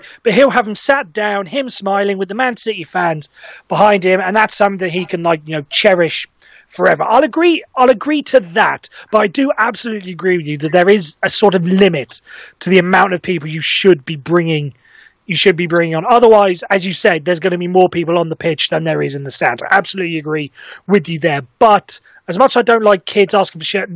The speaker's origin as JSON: {"language": "English", "area": "Welsh", "region": "Wales", "country": "United Kingdom", "said": "I'm Welsh"}